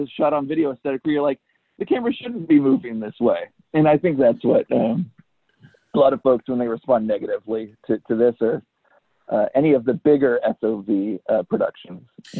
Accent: United Kingdom; This is my Elric Kane. I'm British. He's not British.

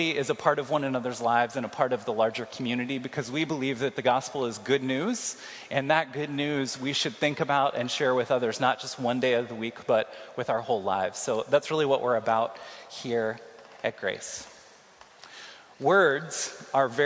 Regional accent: Kansas City, United States; now in Iowa City, United States; I'm from Kansas City

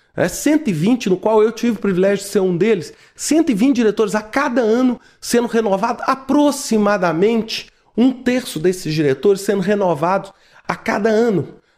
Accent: Brazil; Eu, como brasileiro

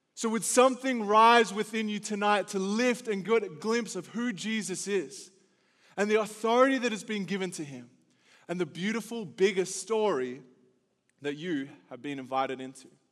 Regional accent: Australia; now in United States; the Aussie coming to your country

